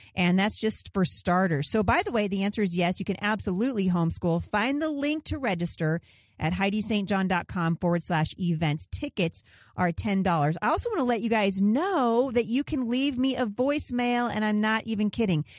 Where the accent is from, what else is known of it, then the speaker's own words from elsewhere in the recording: Portland, Oregon, United States; I was born in Portland, Oregon